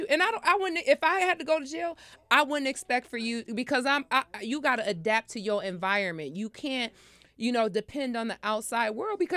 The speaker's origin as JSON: {"language": "English", "region": "New York", "country": "United States", "said": "I'm from New York. Okay. We say ma."}